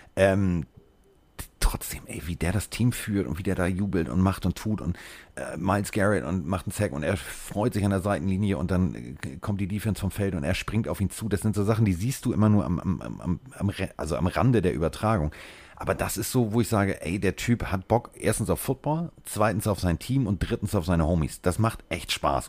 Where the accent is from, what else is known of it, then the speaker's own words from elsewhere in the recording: Hamburg, Germany; ich komme aus Hamburg